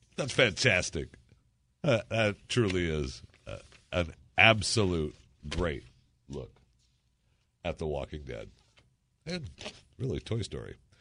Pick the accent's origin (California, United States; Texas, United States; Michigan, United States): Michigan, United States; moved away as an adult; growing up in Michigan